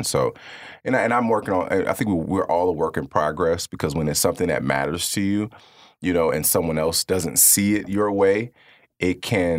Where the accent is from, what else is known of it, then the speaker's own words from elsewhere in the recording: Kankakee, Illinois, United States; Growing up on the Second Ward downtown area, I've watched a lot of things be taken away, fresh produce, just different resources.